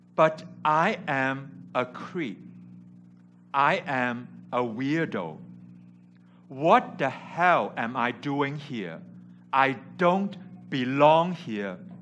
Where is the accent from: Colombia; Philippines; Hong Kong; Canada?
Hong Kong; English is a second language; moved away as an adult; also born or lived in California; I came from Hong Kong where I grew up and went to California for university